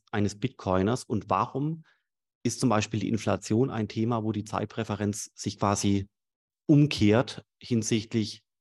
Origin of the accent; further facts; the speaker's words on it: Swabia, Germany; Sag ich als Schwabe.